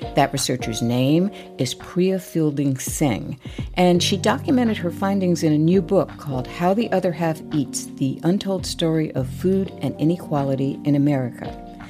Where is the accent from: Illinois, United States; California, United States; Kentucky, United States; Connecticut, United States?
Connecticut, United States; Daddy was born and raised in Connecticut, as, you know, I was. I grew up there